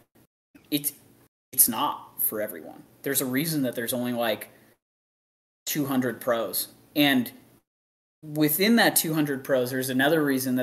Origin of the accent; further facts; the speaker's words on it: Canada; now in Texas, United States; as a Canadian coming down here